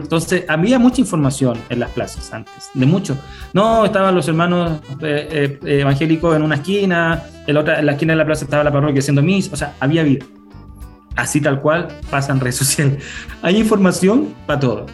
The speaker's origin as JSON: {"language": "Spanish", "town": "Temuco", "region": "Araucanía", "country": "Chile", "said": "Yo soy de Temuco"}